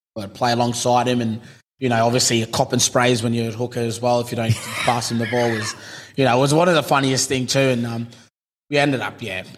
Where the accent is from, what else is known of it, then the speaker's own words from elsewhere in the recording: Cairns, Queensland, Australia; I'm a boy from Cairns